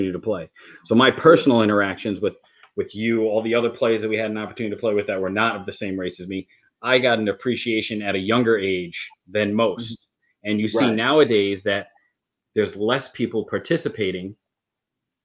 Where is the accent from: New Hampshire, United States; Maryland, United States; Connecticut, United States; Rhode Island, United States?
Rhode Island, United States; Cranston; in my entire life, being from Cranston